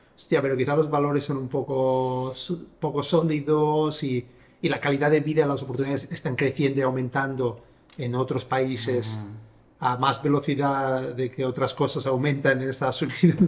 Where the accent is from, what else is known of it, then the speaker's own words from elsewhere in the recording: Sabadell, Catalonia, Spain; yo soy de Sabadell